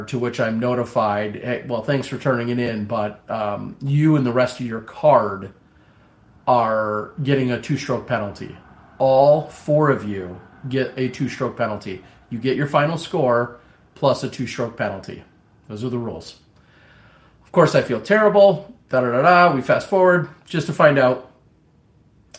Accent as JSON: {"language": "English", "town": "Appleton", "region": "Wisconsin", "country": "United States", "tie": "born or raised there", "said": "my hometown in at the time Appleton, Wisconsin"}